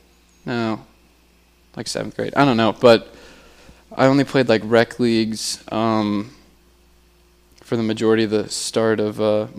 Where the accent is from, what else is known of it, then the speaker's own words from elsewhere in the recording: Haymarket, Virginia, United States; I'm from Haymarket, Virginia. So, Gainesville.